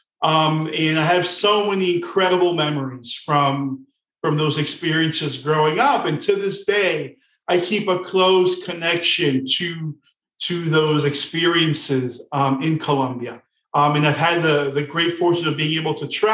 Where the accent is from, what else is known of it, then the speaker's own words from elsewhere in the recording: West New York, New Jersey, United States; I actually grew in a city called West New York, New Jersey, which is on a hill overseeing New York City